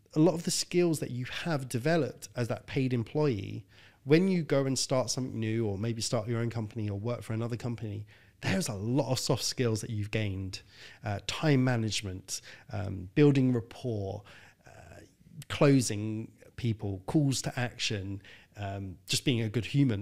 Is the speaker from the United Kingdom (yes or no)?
yes; London, United Kingdom; I was born in North London in a council estate. My dad left when I was five. My mum died when I was fifteen.